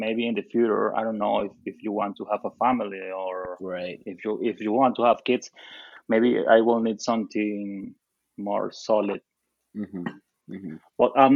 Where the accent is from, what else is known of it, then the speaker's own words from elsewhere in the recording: Venezuela; English is a second language; I'm from Venezuela, as you just said. I studied graphic design in Caracas